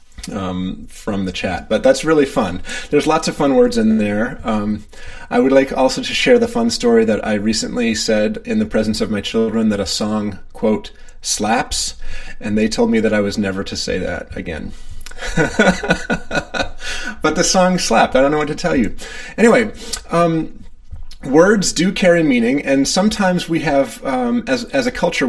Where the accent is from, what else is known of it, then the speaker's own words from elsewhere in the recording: Maine, United States; I'm the one from Maine